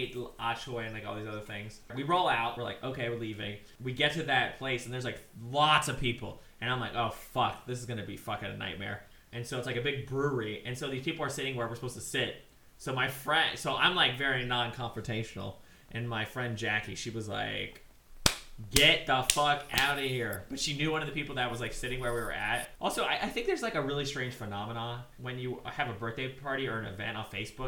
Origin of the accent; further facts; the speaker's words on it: Ohio, United States; now in Seattle, United States; I'm like from Ohio